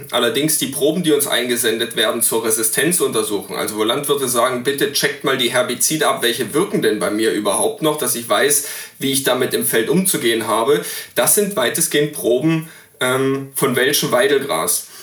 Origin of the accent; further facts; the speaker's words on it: East Saxony, Germany; in meiner Heimat in, in Ostsachsen